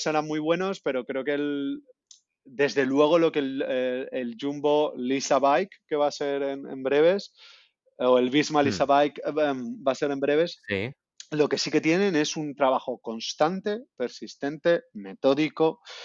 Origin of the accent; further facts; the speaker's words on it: Alicante, Valencian Community, Spain; now in Amsterdam, Netherlands; mi tierra, Alicante